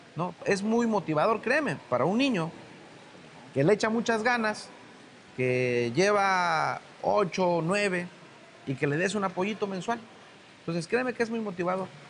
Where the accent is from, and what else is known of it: Guerrero, Mexico